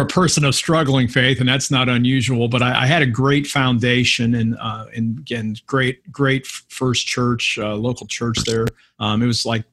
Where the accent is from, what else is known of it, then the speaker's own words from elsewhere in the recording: Akron, Ohio, United States; Home church is in Akron, Ohio, Hope United Methodist.